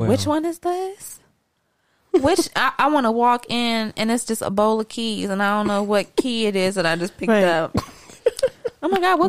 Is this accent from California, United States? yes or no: yes; California, United States; I'm from California.